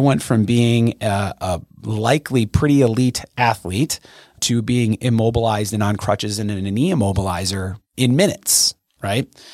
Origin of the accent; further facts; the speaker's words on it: Brookfield, Wisconsin, United States; I grew up in Brookfield, which is a pretty wealthy neighborhood in the greater Milwaukee area